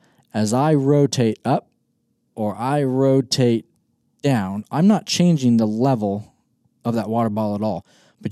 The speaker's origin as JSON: {"language": "English", "region": "Kansas", "country": "United States", "tie": "born or raised there", "said": "I've never hunted my home state of Kansas with a 5 mile an hour wind."}